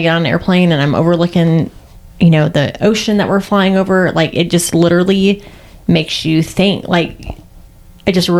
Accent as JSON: {"language": "English", "country": "United States", "said": "I was from the United States"}